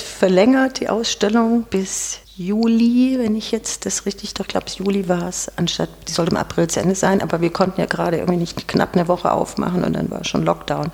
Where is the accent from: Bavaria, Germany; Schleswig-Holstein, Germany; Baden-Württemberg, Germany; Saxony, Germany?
Baden-Württemberg, Germany; Ulm; accent: leicht süddeutsch; now in Stuttgart, Germany; Ich bin in Ulm geboren, aber nicht dauerhaft aufgewachsen, aber doch ein Großteil